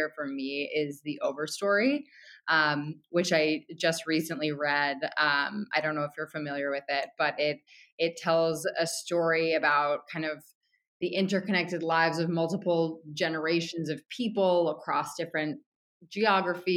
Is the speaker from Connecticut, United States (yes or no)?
yes; Connecticut, United States; moved away as an adult; now in New York City, United States; I'm from Connecticut, and I've lived in New York City for most of my adult life.